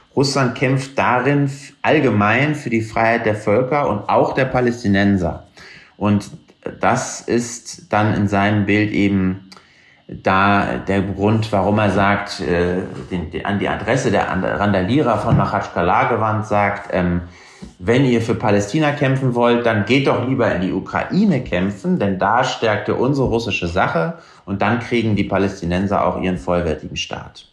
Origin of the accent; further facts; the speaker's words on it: Germany; Als Deutscher